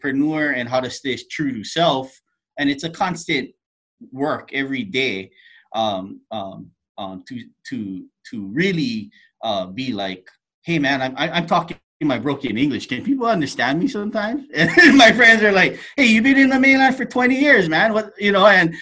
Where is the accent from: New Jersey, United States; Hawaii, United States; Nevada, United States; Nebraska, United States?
Hawaii, United States; now in Seattle, United States; I'm originally from Hawaii, and the island is a small place.